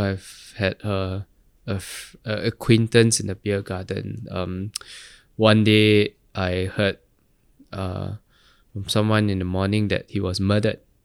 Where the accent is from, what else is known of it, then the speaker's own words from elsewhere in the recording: Singapore; growing up in Geylang